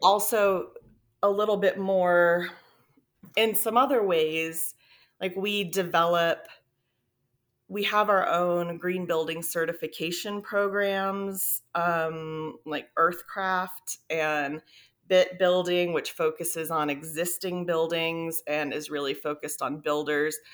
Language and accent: English; South Florida, United States; moved away; also born or lived in Texas; I grew up in South Florida, so it was a very, like, lush tropical environment